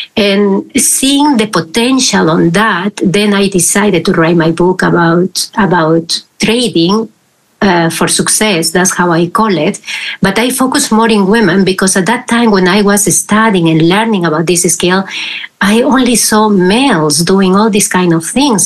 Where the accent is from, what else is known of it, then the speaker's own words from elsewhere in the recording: Peru; now in Netherlands; I am originally from Peru and I am living here in the Netherlands for, for a while